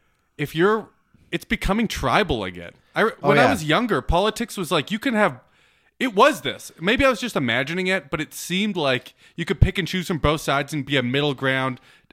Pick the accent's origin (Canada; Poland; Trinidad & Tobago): Canada; I'm too Canadian.